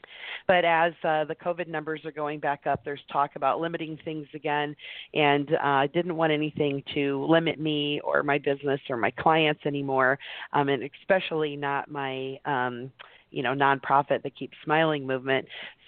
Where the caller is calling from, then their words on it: Wimberley, Texas, United States; Hi, I'm calling today from Wimberley, Texas, the middle of nowhere near Austin.